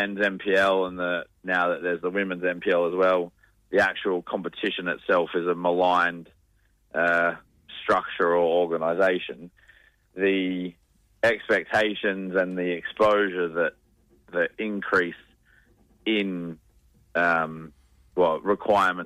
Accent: Queensland, Australia; now in Western Australia, Australia; I'm from Queensland

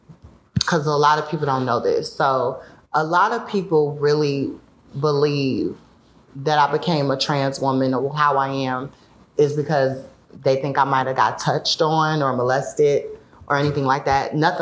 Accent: Chicago, Illinois, United States; born or raised there

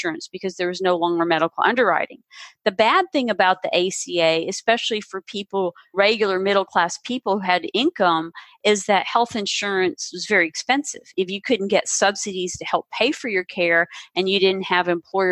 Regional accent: the South, United States; I grew up in the South, and we ate unhealthy

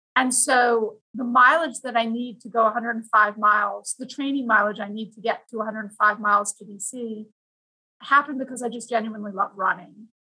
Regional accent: Vancouver, British Columbia, Canada; now in Virginia, United States; I grew up in Vancouver, Canada, which is a beautiful place

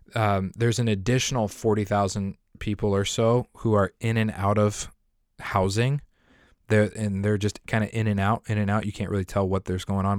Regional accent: near Denver, Colorado, United States; moved away; I grew up and I lived in Colorado, right next to the city of Denver, like a ten minute drive from the city of Denver

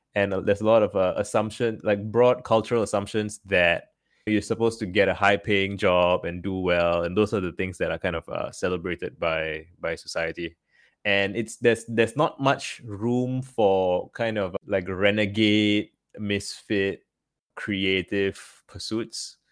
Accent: Singapore; Growing up in Singapore, well, it's a very small country

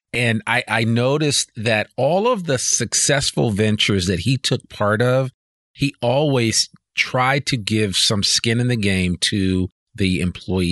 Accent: New Jersey, United States; moved away as an adult; also born or lived in Washington, D.C. / Berkeley / San Francisco; growing up, I grew up in New Jersey.

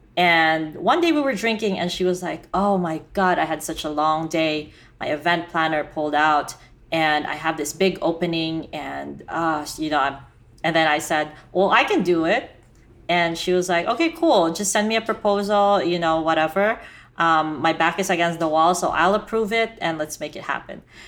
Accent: Philippines; I was Filipina, and I grew up in the Philippines

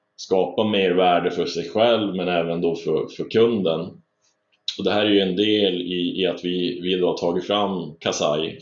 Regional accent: northern Sweden, Sweden; moved away as an adult; now in Stockholm, Sweden; jag växte upp uppe i norra Sverige

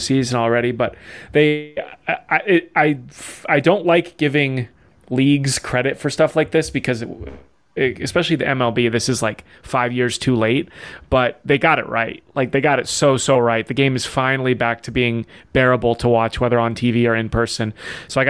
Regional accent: Colorado, United States; I'm from Colorado

